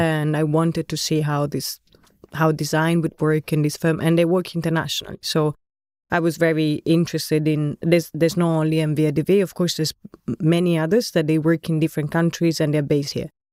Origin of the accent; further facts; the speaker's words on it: Florence, Tuscany, Italy; moved away as an adult; also born or lived in England; now in Netherlands; I'm Italian. Born and raised in Florence, studied architecture in Florence, then moved abroad in different places.